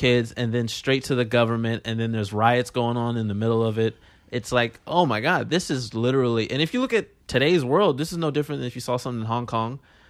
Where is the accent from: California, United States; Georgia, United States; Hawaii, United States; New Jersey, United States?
California, United States; I'm from California.